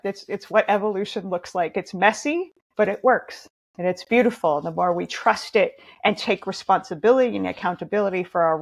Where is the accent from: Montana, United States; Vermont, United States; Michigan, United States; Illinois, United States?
Montana, United States; now in Oregon, United States; I grew up in Montana in nature